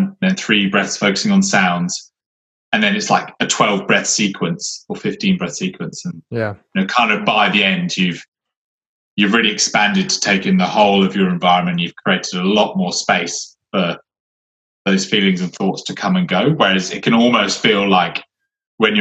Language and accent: English; Somerset, South West England, United Kingdom; moved away; living in nature, you know, where we grew up in Somerset.